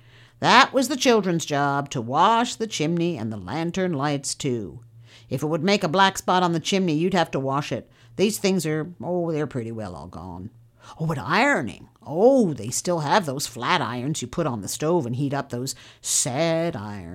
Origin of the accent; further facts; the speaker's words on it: Rock Tree, California, United States; born there; I was born in Rock Tree. It's about 6 miles northeast of Willits.